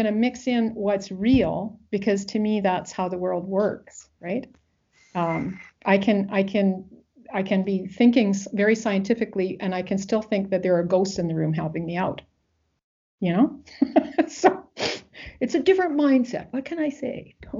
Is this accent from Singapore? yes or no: no; Wales, United Kingdom; But that's because, you know, I'm Welsh, right? And I was raised with a certain tradition.